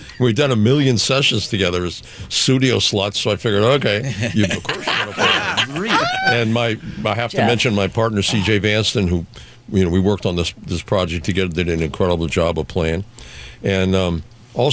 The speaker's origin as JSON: {"language": "English", "region": "Mexico City", "country": "Mexico", "tie": "born or raised there", "moved": "yes", "said": "I grew up in Mexico City"}